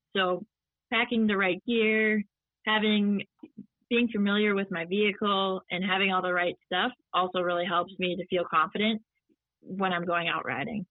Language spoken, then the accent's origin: English; Midwest, United States; growing up in the Midwest